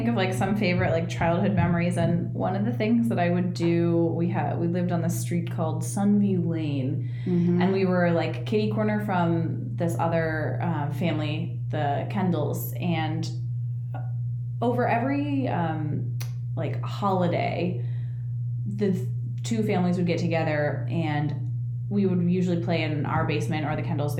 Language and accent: English; Hubbard Woods, Illinois, United States; moved away as an adult; also born or lived in Kansas City; now in Los Angeles, United States; we moved back from Kansas City, where we were for 2 years, then we moved back to, Hubbard Woods